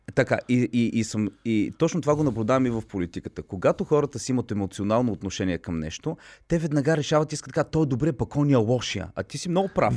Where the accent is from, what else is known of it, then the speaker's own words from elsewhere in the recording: Bulgaria; аз като българин